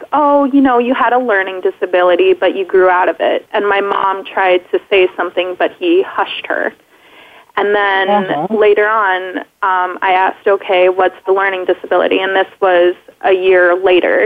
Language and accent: English; Minnesota, United States; also born or lived in Wisconsin; I was born in Wisconsin, lived there for about a year, and then I moved to Minnesota and have lived there all my life